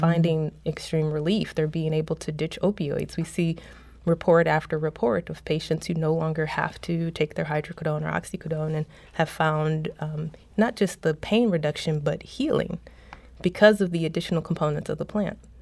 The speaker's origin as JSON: {"language": "English", "town": "St. Louis", "region": "Missouri", "country": "United States", "also_born_or_lived": "Toronto", "moved": "as an adult", "said": "I came to Saint Louis and I'm from Saint Louis. I came back to Saint Louis"}